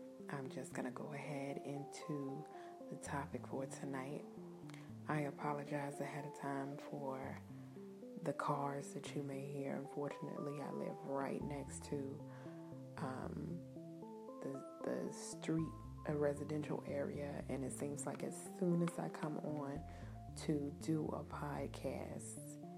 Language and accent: English; New Zealand; I am Kiwi.